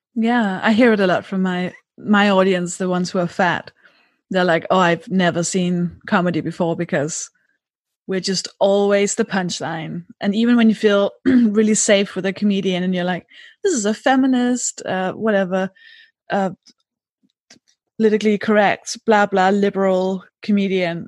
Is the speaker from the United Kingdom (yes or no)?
no; Denmark; English is a second language; moved away; I'm from Denmark.